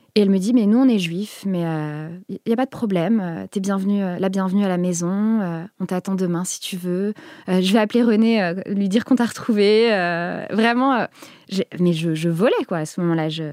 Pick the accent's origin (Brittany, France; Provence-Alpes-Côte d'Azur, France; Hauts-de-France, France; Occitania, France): Hauts-de-France, France; Picardy; j'ai grandi en Picardie